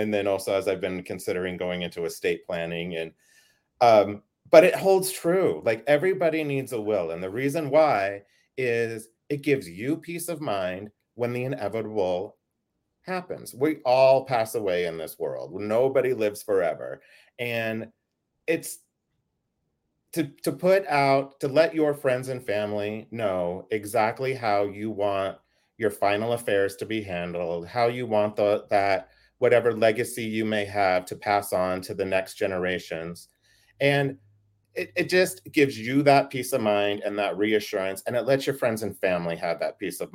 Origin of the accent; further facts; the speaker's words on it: Idaho, United States; also born or lived in Pocatello, Idaho / Boise, Idaho / Burley, Idaho / California; I'm a native Idahoan in that, like, as much as a person who's not an actual native can be. I was born in Pocatello, Idaho. We lived there until, gosh, like second grade, and then we lived over here in Boise for a little while.